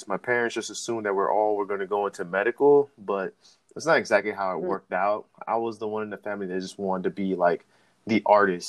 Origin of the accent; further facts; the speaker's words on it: Miami, Florida, United States; I was born and raised down in Miami, Florida